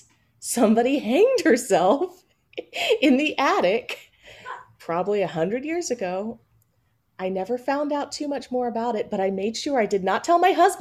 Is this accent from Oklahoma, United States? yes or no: no; Kingsport, Tennessee, United States; now in Atlanta, United States; I grew up in East Tennessee.